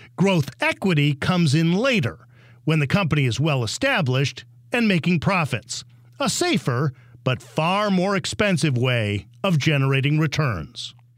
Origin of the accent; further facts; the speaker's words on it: Illinois, United States; I'm from Illinois